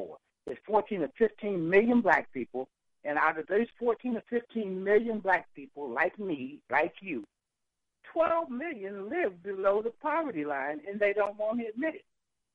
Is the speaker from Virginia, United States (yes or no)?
yes; Yorktown, Virginia, United States; I grew up right in Yorktown, Virginia